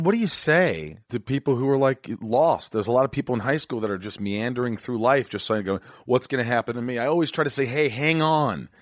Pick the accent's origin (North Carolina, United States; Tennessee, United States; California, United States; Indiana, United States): Indiana, United States; also born or lived in New York; born in New York, I grew up in Indiana